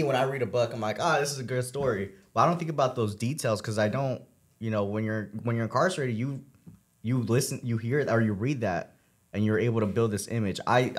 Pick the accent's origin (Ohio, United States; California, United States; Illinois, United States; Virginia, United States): California, United States; Downey; I'm coming from, this is the first time I really say it, but I'm coming from Downey.